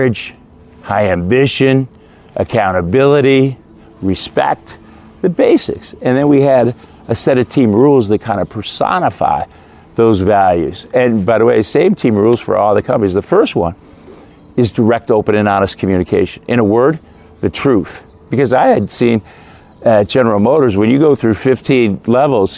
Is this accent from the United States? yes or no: yes; Midwest, United States; I grew up in the Midwest, great Midwestern values